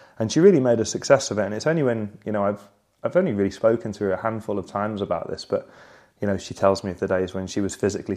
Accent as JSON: {"language": "English", "town": "Sale", "region": "North West England", "country": "United Kingdom", "tie": "born or raised there", "moved": "as an adult", "said": "I grew up in Manchester in Sale, a suburb of Manchester"}